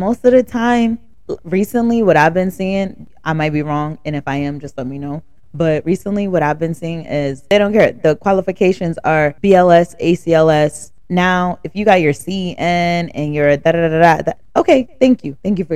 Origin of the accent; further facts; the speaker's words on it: the South, United States; accent: country ghetto Ebonics; now in New Jersey, United States; I'm from the South